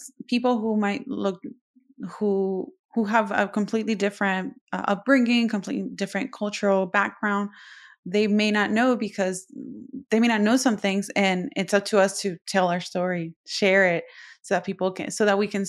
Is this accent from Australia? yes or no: no; Puerto Rico; I'm from Puerto Rico.